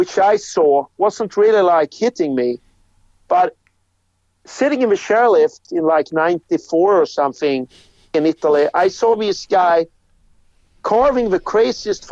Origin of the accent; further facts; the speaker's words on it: Gothenburg, Västra Götaland, Sweden; I grew up in Gothenburg, which is on the west coast of Sweden.